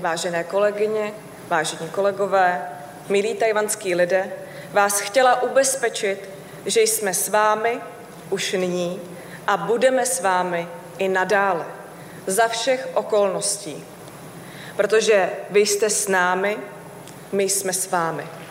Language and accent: Czech; Czechia; jsem z České republiky